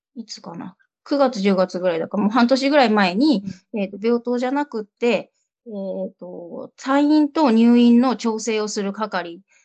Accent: Kyushu, Japan; moved away as an adult; now in Tokyo, Japan; 九州の片田舎で生まれ育ち

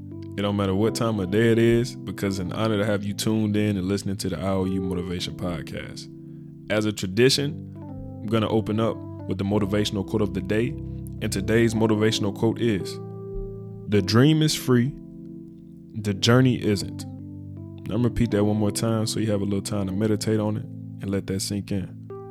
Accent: Birmingham, Alabama, United States; also born or lived in Sarasota, Florida; I'm from Birmingham, Alabama, but I was also raised in Sarasota, Florida. I spent an equal amount of time in both places, so I'm a native to both.

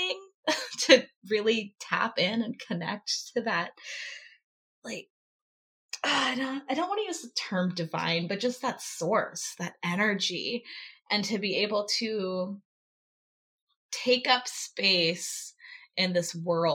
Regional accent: Alaska, United States; Born and raised in Alaska

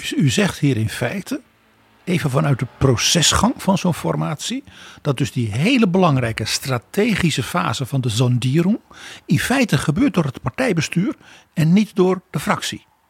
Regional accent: Netherlands

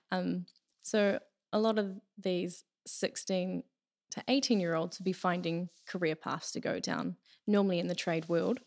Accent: Taranaki, New Zealand; I'm originally from Taranaki here. I've always lived here.

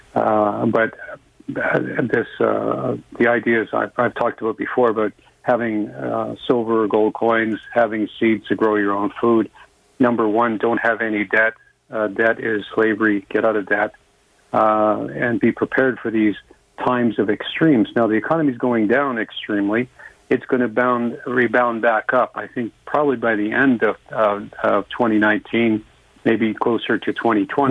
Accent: Canada; I'm a Canadian. I'm not American

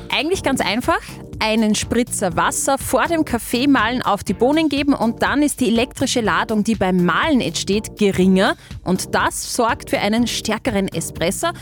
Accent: Austria; wir Österreicher

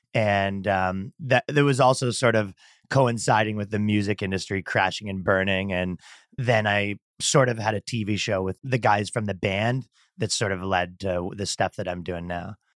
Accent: Canada; moved away as an adult; also born or lived in New York; now in Miami, United States; I'm from Canada and I moved to America pretty recently

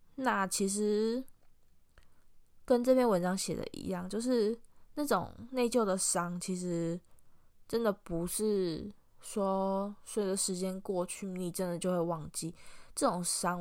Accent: Taiwan; moved away; 我们家的老家其实也是属于在 东北部那一带。就是，其实我阿妈家的后面就是，就直接就是铁道，所以我几乎小时候就是听着火车声音长大的。那也是，呃，过一条马路外面就是会有太，可以看得到太平洋的一个非常，我觉得很棒的一个，一个环境

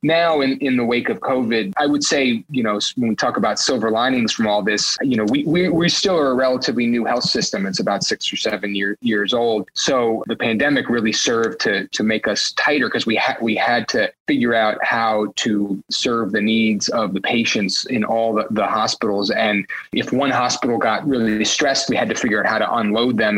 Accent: New York City, New York, United States; born or raised there

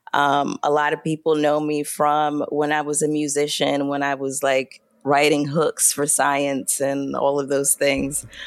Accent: Brooklyn, New York, United States; I am from Brooklyn, New York, born and raised

